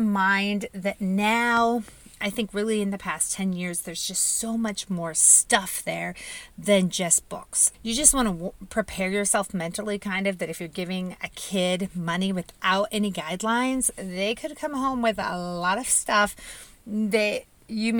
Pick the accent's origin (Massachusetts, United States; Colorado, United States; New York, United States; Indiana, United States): Indiana, United States; I was born and raised in Indiana